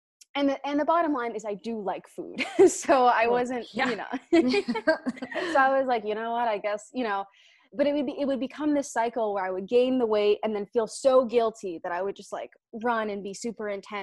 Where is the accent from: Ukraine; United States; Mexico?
United States; Cleveland, Ohio; now in Chicago, United States; I'm from Cleveland originally, live in Chicago now. So Midwestern gal through and through.